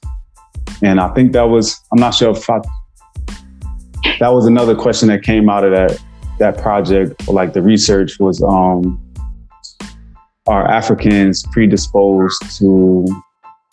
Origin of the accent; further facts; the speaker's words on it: Newark, New Jersey, United States; me growing up in Newark